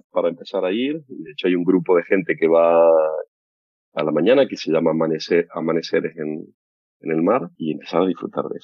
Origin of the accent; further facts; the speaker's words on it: Tucumán, Argentina; moved away; Yo cuando me vine de Tucumán en ese momento teníamos